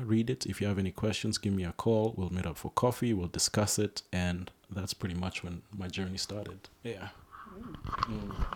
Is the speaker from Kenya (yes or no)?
yes; Nairobi, Kenya; I was born in Nairobi. That's my home. That's where I grew up